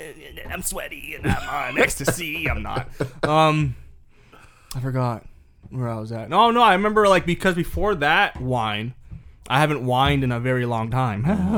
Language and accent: English; Jamaica; I am Jamaican.